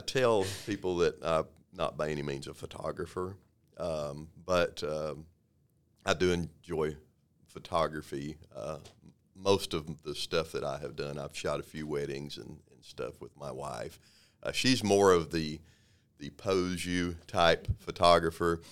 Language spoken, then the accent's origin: English; Waco, Texas, United States; I was born and raised here in Waco, born and raised in South Waco